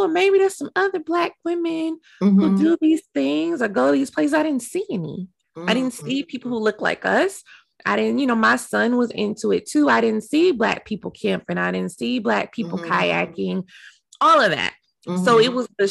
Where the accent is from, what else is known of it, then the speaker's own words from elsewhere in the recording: Dallas, Texas, United States; moved away; Dallas, which is my hometown. That's where I'm from